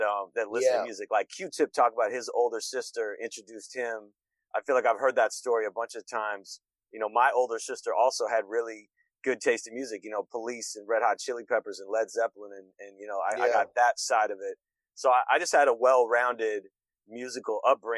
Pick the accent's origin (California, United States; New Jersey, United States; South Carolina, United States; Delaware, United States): California, United States; Los Angeles; moved away as an adult; also born or lived in Bay Area, California; now in New York, United States; I grew up in the San Fernando Valley in California, Los Angeles